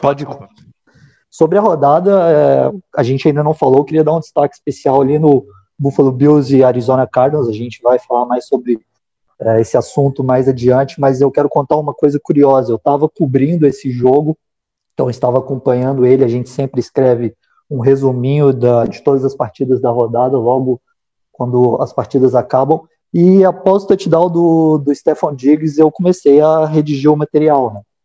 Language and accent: Portuguese; Minas Gerais, Brazil; Eu sou mineiro